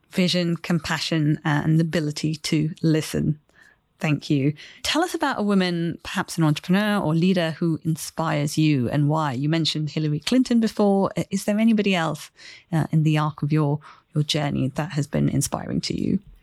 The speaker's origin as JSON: {"language": "English", "town": "Chennai", "region": "Tamil Nadu", "country": "India", "tie": "born or raised there", "moved": "yes", "said": "I grew up in India in the city of Chennai"}